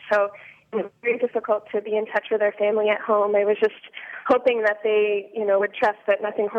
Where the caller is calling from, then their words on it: Mombasa, Mombasa County, Kenya; I'm calling from Mombasa, Kenya.